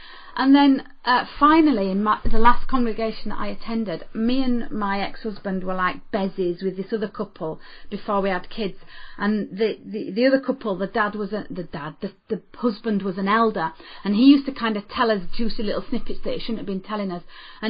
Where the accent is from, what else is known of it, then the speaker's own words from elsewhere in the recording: New Zealand; yeah, well, McClelland, he was okay, but I can do better because I'm from New Zealand.